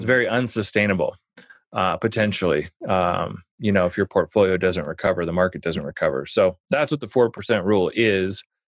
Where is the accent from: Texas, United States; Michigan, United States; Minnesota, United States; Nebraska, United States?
Nebraska, United States; Omaha; I grew up in Omaha